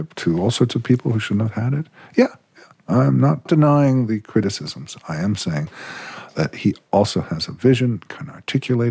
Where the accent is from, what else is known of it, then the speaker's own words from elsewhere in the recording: United States; as an American